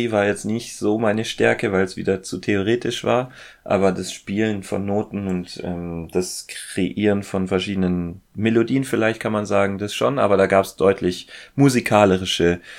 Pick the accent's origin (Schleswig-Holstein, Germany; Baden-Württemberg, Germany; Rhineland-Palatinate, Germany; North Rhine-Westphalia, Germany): Baden-Württemberg, Germany; Ulm; Ich bin eigentlich in Ulm aufgewachsen, ja.